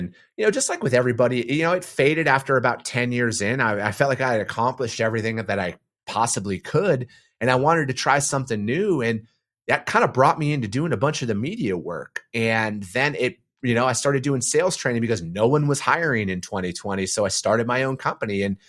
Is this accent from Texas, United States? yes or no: no; northern Wisconsin, United States; I'm from a typical working class family in northern Wisconsin. You know, my dad, I come from a family of truck drivers